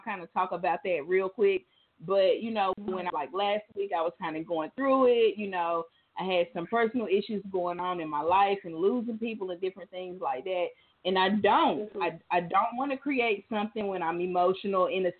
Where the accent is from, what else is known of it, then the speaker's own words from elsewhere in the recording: New York City, New York, United States; I grew up in New York. I was born in Queens